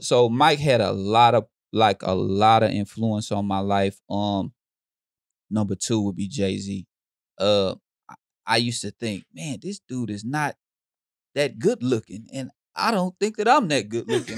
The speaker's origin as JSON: {"language": "English", "town": "Houston", "region": "Texas", "country": "United States", "tie": "born or raised there", "said": "I grew up in Houston"}